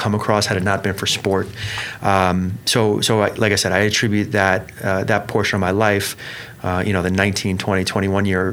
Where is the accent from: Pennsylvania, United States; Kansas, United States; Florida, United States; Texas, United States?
Florida, United States; Melbourne; moved away as an adult; also born or lived in Belgium; Born and raised in Melbourne, Florida